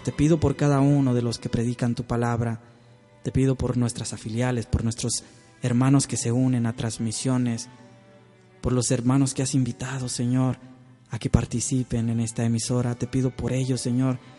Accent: Tamaulipas, Mexico; las oraciones que hacemos a Tamaulipas. Oramos, oramos por mi tierra

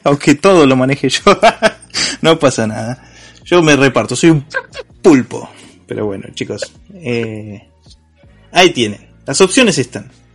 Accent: Argentina; somos argentinos

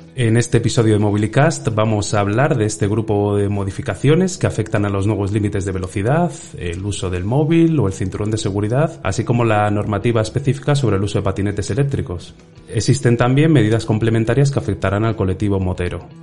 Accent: Spain; como español

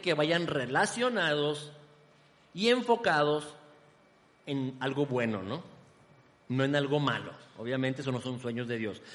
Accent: Ciudad Juárez, Chihuahua, Mexico; moved away as an adult; now in Guadalajara, Mexico; de mi ciudad natal, Ciudad Juárez

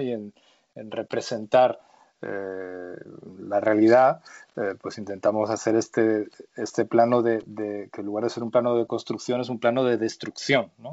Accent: Madrid, Community of Madrid, Spain; los dos somos eh, madrileños y, bueno, también eh, el crecer aquí en Madrid

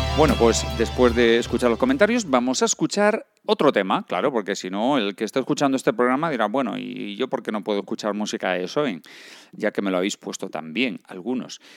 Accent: Galicia, Spain; moved away; Yo soy un gallego errante

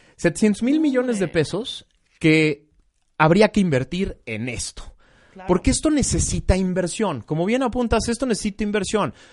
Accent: Mexico

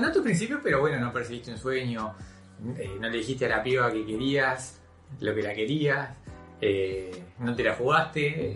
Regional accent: Uruguay; se nos educó con una visión de país modelo

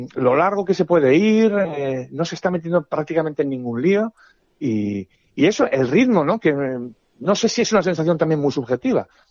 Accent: Spain; soy un periodista español

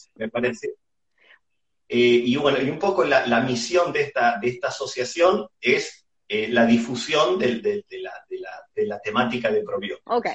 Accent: Argentina; como argentino a mí me llena de orgullo

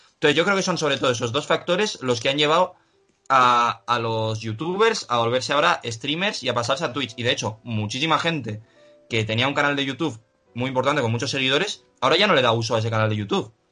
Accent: Pamplona, Navarre, Spain; also born or lived in Salamanca / Bilbao; yo al haber nacido en Salamanca, porque yo nací en Salamanca y a los tres años me mudé a Pamplona

